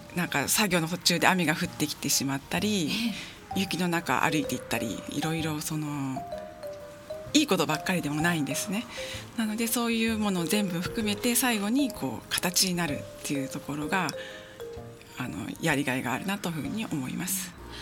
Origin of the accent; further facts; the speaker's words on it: Yokohama, Kanagawa, Japan; 神奈川県の横浜市出身です